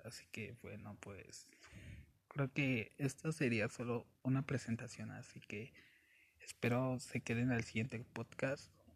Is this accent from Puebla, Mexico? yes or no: no; Mexico City, Mexico; soy de la Ciudad de México